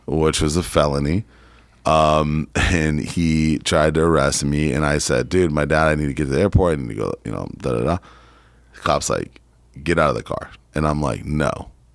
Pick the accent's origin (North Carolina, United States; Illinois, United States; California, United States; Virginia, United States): California, United States; San Diego; moved away; also born or lived in Poway, California; But I grew up in San Diego and Poway.